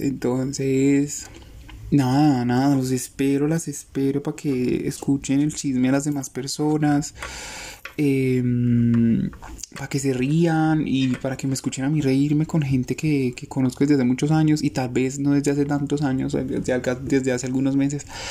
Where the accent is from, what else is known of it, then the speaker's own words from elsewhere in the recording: Colombia; somos colombianos